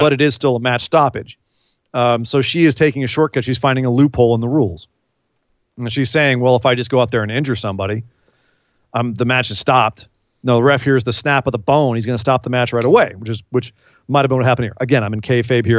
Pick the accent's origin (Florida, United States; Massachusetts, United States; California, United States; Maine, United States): California, United States; I'm from California.